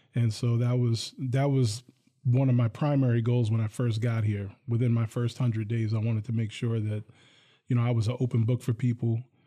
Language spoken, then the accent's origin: English; Hillsdale, New Jersey, United States; now in Lansing, United States; I grew up in a town called Hillsdale.